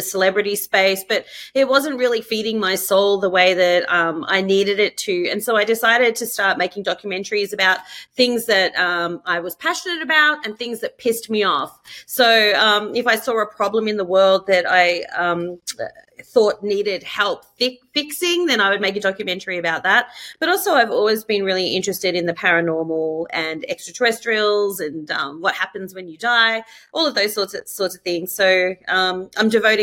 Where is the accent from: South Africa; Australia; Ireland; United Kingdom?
Australia; moved away as an adult; now in Los Angeles, United States; born and raised in Australia and moved over here about a year and a half ago